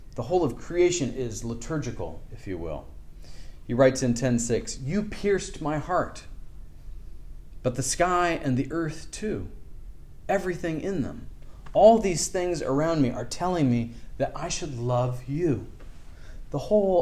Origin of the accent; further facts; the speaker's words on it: Seattle, Washington, United States; I grew up in Seattle, and part of my family was from Victoria, British Columbia